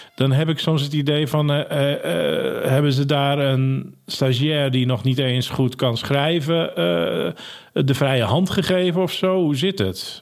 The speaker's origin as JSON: {"language": "Dutch", "town": "Ursem", "region": "North Holland", "country": "Netherlands", "tie": "born or raised there", "also_born_or_lived": "Hensbroek", "said": "Ik ben geboren in Ursem"}